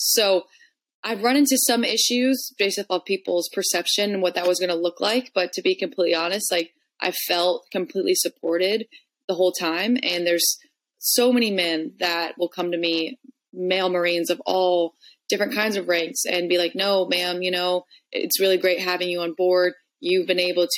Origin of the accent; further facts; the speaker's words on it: Carmel, Indiana, United States; moved away as an adult; now in California, United States; I grew up in Carmel, Indiana, so Midwest all the way.